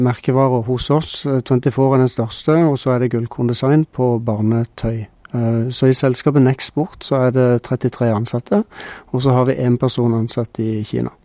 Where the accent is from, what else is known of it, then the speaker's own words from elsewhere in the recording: Norway; Vi som nordmenn